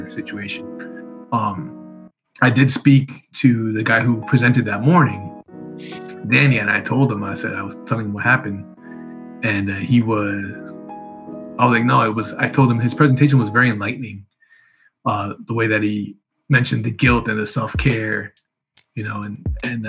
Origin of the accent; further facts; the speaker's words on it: Connecticut, United States; we grew up in Connecticut